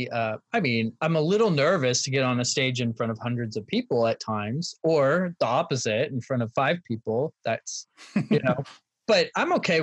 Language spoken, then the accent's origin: English; Los Angeles, California, United States; moved away as an adult; also born or lived in San Francisco; now in New York City, United States; I'm from there